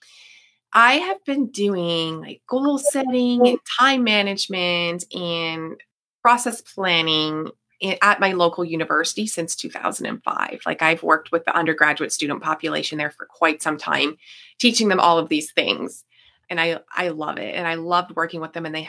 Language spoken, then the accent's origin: English; Niagara Falls, Ontario, Canada; I am from Niagara Falls, Ontario